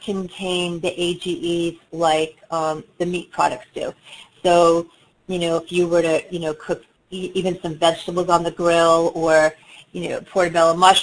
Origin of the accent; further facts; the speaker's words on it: New York City, New York, United States; I'm from New York